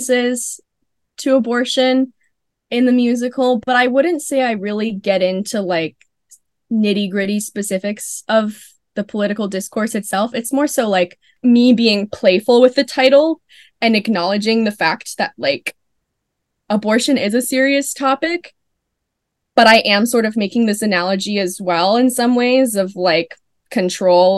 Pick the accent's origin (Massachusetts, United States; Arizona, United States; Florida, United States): Florida, United States; moved away; I'm from Florida